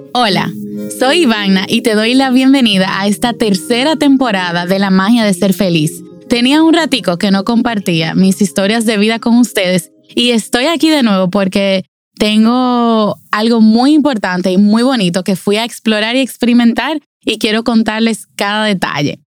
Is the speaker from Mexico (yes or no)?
no; Dominican Republic; a nosotros, como dominicanos